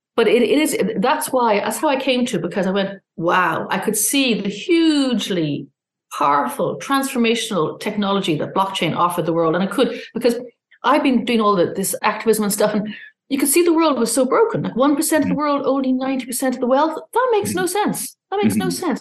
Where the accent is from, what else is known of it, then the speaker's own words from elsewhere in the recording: Ireland; also born or lived in London / Australia / Singapore; I'm Irish